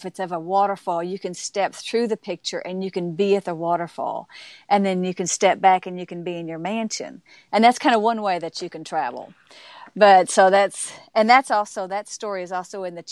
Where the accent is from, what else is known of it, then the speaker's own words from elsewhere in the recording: Arkansas, United States; I was raised in Arkansas